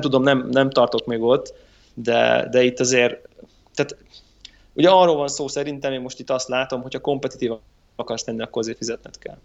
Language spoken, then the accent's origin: Hungarian; Hungary